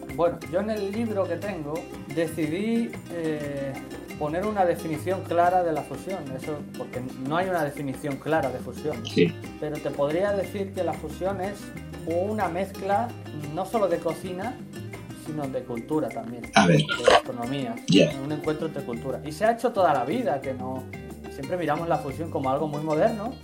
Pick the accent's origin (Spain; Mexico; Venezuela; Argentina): Spain; Badajoz, Extremadura; moved away as an adult; now in Tokyo, Japan; soy español, pero soy del sur de Extremadura, concretamente de Badajoz.